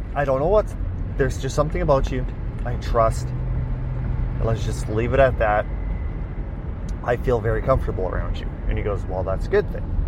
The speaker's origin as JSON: {"language": "English", "town": "Weyburn", "region": "Saskatchewan", "country": "Canada", "tie": "born or raised there", "said": "I was transferred back to my hometown, Weyburn"}